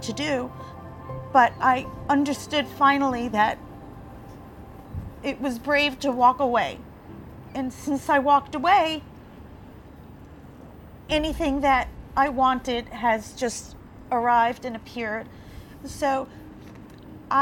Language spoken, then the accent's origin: English; New York City, New York, United States; moved away as an adult; now in Florida, United States; Growing up in Staten Island, we attended the beaches at the Jersey Shore